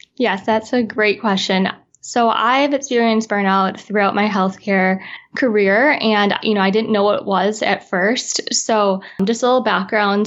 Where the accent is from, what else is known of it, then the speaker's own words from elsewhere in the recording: Midwest, United States; now in Los Angeles, United States; I currently live in Los Angeles, California, and I'm originally from the Midwest